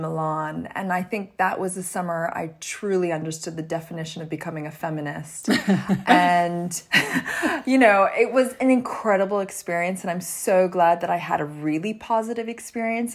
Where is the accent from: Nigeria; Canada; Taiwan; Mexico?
Canada; I grew up in Canada